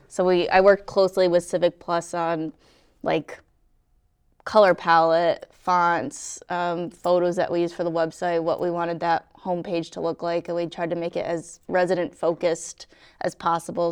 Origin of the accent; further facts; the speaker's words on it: right outside of Hartford, Connecticut, United States; moved away as an adult; also born or lived in North Andover, Massachusetts; I grew up, uh, right outside of Hartford